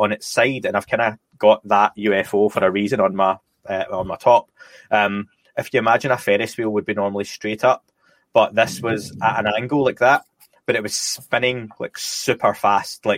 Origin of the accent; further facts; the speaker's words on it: Scotland, United Kingdom; now in North of England, United Kingdom; I'm Scottish, as people can probably tell from the dodgy accent